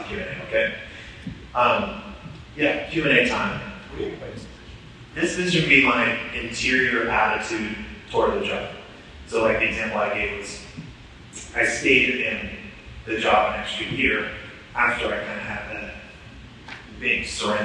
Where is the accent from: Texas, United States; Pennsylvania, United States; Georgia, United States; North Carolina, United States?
Georgia, United States; Atlanta; to be the director of my hometown, the place where I grew up